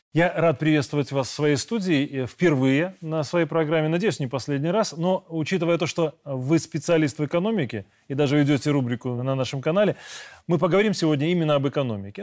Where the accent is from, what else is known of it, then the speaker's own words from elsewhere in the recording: Belarus; мы, белорусы, с 97 года